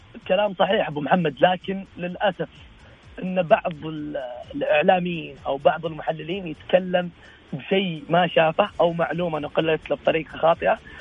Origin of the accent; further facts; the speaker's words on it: Saudi Arabia; عندنا في السعوديه